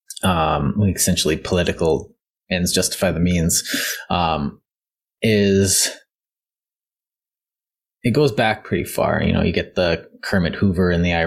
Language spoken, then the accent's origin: English; Canada; We're Canadian